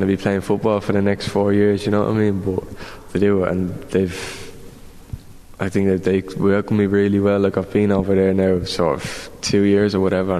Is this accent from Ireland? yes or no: yes; Ireland; as the Irish